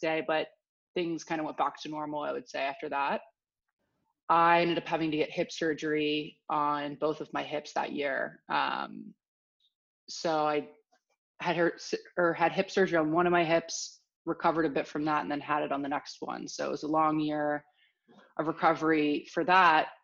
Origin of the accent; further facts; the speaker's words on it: outside Philadelphia, Pennsylvania, United States; moved away as an adult; now in Los Angeles, United States; I grew up outside Philadelphia, kind of a nice little pocket about an hour outside the city